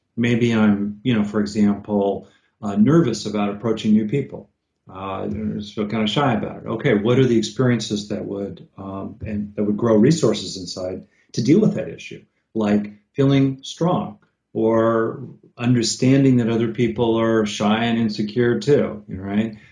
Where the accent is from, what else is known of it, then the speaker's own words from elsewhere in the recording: California, United States; I'm from California